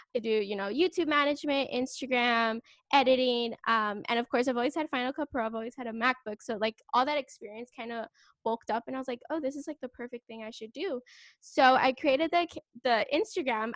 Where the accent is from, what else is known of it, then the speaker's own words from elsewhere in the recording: California, United States; I'm from California.